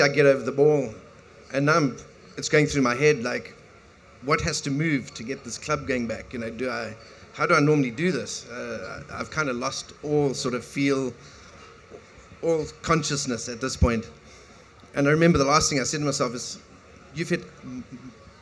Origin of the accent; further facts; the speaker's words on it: South Africa; growing up in South Africa in a small little town